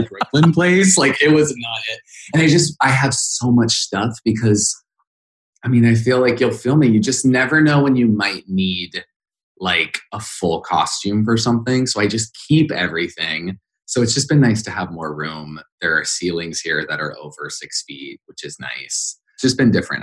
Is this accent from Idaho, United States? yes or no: yes; Idaho, United States; moved away; I grew up in Idaho